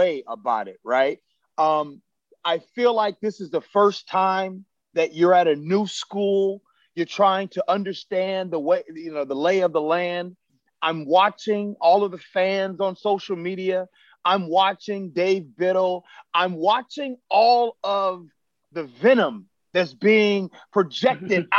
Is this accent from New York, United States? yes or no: no; Chicago, Illinois, United States; I wasn't really an Illini football fan growing up in Chicago.